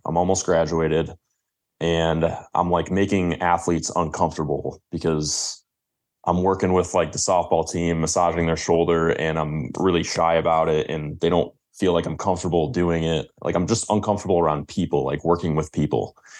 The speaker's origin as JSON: {"language": "English", "town": "Grosse Ile", "region": "Michigan", "country": "United States", "tie": "born or raised there", "said": "Grow Zeal, the place where I grew up, is actually considered or one year, it was considered, like, the safest place in Michigan."}